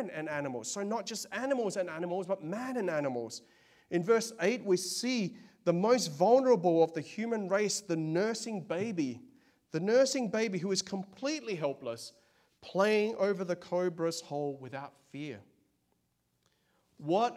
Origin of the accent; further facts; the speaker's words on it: Australia; now in United States; I'm from Australia, of Chinese